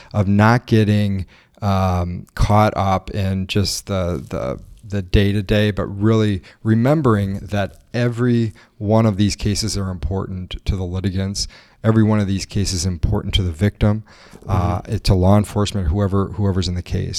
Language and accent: English; northeast Missouri, United States; now in Milwaukee, United States; I grew up in a, a farming community in very rural, kind of northeast Missouri